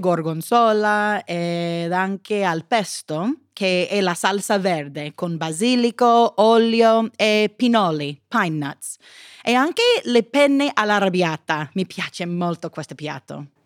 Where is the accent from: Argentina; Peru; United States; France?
United States; Italian is a second language; sono americana